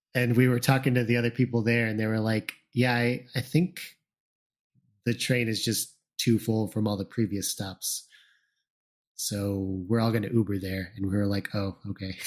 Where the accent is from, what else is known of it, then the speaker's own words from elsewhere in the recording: Plainfield, Illinois, United States; I grew up in Plainfield, Illinois